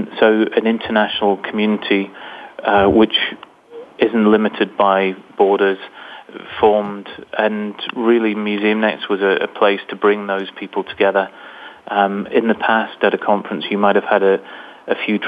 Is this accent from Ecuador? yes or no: no; Newcastle, North East England, United Kingdom; I'm from England, from a place in the north of England, which is probably a bit like the Rust Belt in the States, a very industrial area. And I grew up